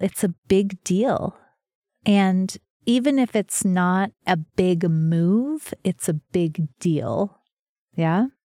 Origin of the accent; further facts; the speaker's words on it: New Mexico, United States; I'm from New Mexico, where there are lots of snakes